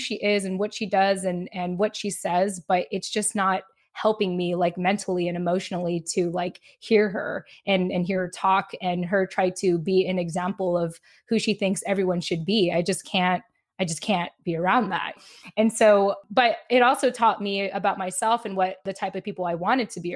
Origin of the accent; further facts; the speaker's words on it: San Diego, California, United States; also born or lived in Japan; shortly after I lost my dad, we moved from Japan to San Diego. And in my elementary years and middle school years